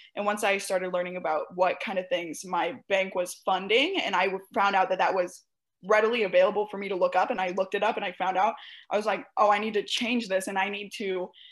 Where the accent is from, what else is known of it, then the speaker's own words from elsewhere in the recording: St. Louis, Missouri, United States; I'm from the Midwest, and I'm specifically from St. Louis